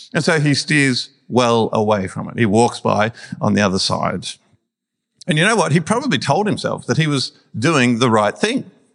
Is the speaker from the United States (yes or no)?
no; Melbourne, Victoria, Australia; we're Melburnians from Melbourne